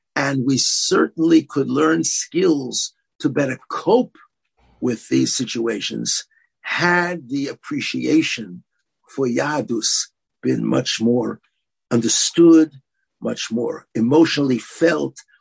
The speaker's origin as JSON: {"language": "English", "town": "New York City", "region": "New York", "country": "United States", "tie": "born or raised there", "also_born_or_lived": "Israel", "said": "I grew up in Brooklyn."}